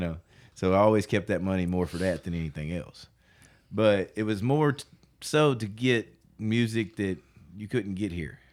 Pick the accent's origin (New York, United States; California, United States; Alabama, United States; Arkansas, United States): Arkansas, United States; North Little Rock; I'm from North Little Rock.